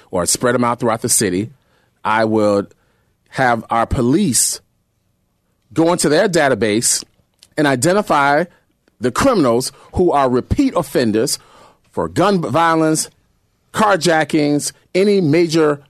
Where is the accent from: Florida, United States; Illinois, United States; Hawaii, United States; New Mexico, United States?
Illinois, United States; Chicago; growing up in Cabrini Green.